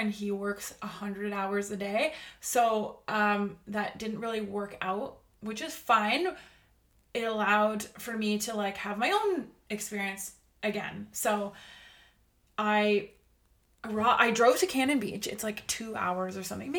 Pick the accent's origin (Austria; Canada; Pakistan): Canada; I'm Canadian